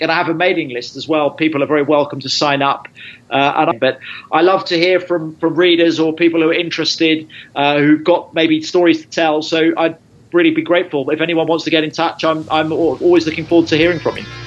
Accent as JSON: {"language": "English", "country": "United Kingdom", "said": "I'm a British journalist"}